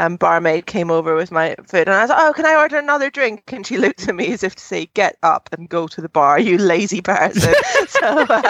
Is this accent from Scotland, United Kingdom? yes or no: yes; Scotland, United Kingdom; I'm proud of my home country.